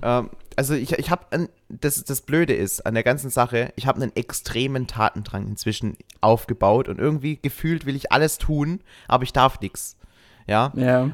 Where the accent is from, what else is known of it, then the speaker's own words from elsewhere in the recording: Schwäbisch Hall district, Baden-Württemberg, Germany; Ich komme aus dem Landkreis Schwäbisch Hall